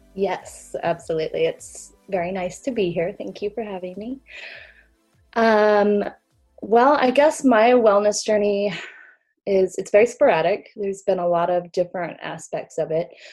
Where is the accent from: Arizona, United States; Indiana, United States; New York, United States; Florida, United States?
Arizona, United States; Sedona; also born or lived in Missouri; I grew up in Sedona